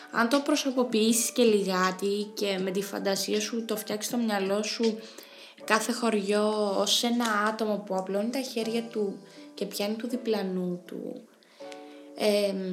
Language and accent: Greek; Lake Kremasta / Psilovrachos area, Central Greece, Greece; η αντίληψη της ιδιαίτερης ομορφιάς ε, της λίμνης Κραμαστών, του ψιλογράφου και της περιοχής μας γενικότερα.